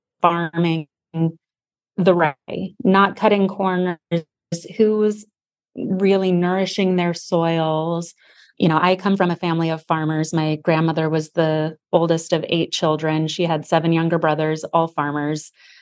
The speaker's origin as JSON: {"language": "English", "town": "Sedona", "region": "Arizona", "country": "United States", "tie": "born or raised there", "said": "Yeah, I think growing up, any kid that grows up in a small town is like, oh, it's a small tow"}